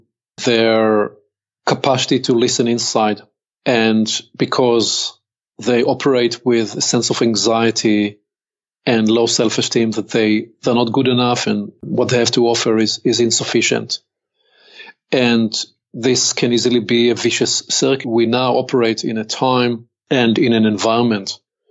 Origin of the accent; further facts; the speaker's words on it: Israel; accent: Hebrew; English is a second language; I'm born and raised in Israel.